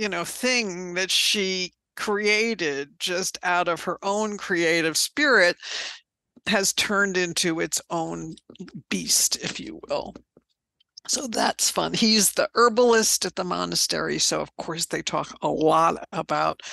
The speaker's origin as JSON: {"language": "English", "country": "United States", "accent": "American", "said": "my American accent"}